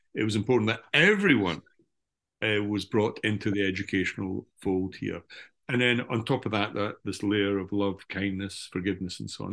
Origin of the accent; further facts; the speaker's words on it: Scotland, United Kingdom; as a good old Scottish Calvinist